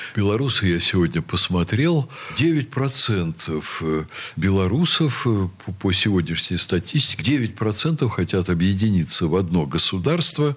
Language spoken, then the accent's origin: Russian; Russia; я русский, что я приехал э, из России